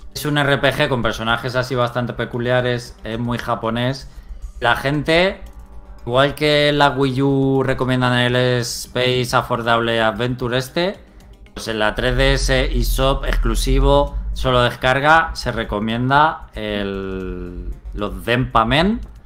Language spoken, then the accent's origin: Spanish; Spain; somos españoles